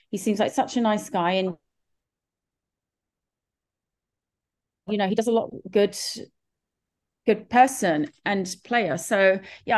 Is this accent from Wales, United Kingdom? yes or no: no; London, United Kingdom; moved away as an adult; now in Los Angeles, United States; you may realize from my accent that I'm from far, far away from Los Angeles. I'm actually from London, England, but I first came to LA in 2007